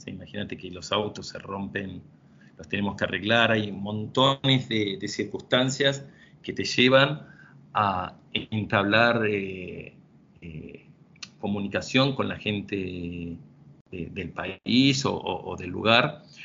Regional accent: Argentina; somos ocho, ocho argentinos

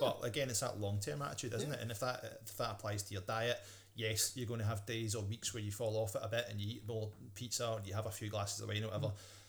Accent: Paisley, Scotland, United Kingdom; accent: West of Scotland; I'm from Paisley.

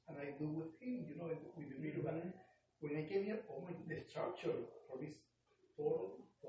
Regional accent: Venezuela; moved away; I'm from Venezuela.

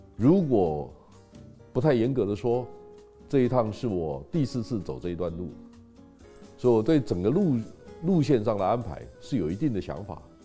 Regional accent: Taiwan; 我们台湾人在心理上有很大的困境

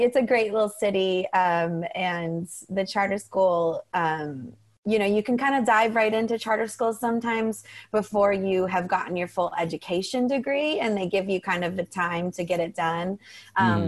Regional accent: Columbus, Ohio, United States; moved away as an adult; now in New England, United States; I grew up in Ohio. I moved out right after college

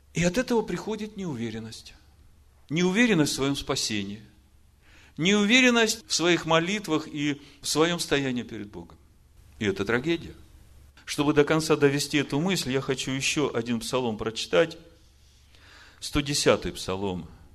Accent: Ukraine; Я украинец

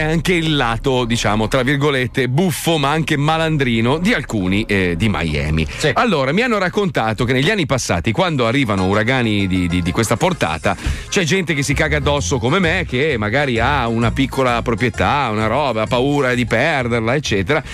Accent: Italy; io sono italiano e sono orgoglioso di esserlo

